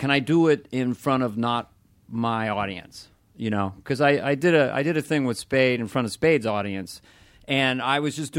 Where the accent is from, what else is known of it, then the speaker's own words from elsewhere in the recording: California, United States; We're from Northern California, so I was sweating the entire time.